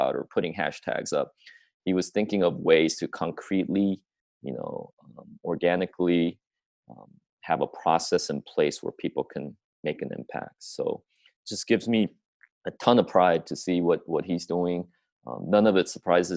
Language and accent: English; Springfield, Oregon, United States; growing up in Springfield, Oregon